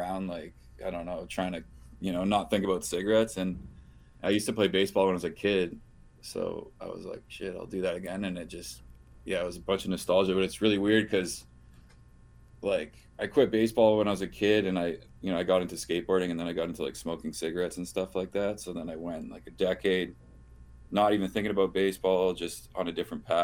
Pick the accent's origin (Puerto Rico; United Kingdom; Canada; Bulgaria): Canada; near Detroit, Ontario; I grew up near Detroit.